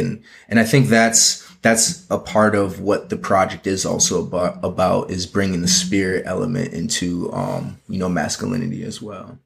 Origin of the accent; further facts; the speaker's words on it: Minneapolis, Minnesota, United States; moved away as an adult; now in Los Angeles, United States; I'm originally from Minneapolis and moved out to L A really to further my fashion career.